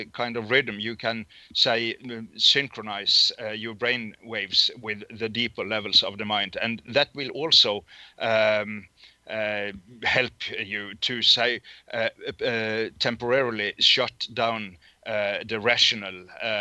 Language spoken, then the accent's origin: English; Norway; English is a second language